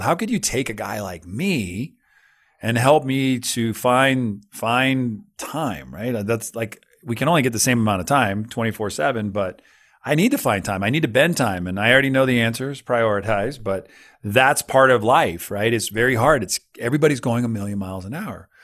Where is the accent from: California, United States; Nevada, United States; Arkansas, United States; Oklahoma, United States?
California, United States; I grew up, I grew up in California right on the San Andreas Fault. I was in Santa Cruz during the big one